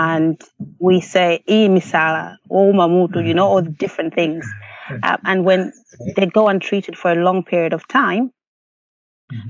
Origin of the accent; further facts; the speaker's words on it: Malawi; now in United Kingdom; growing up in Malawi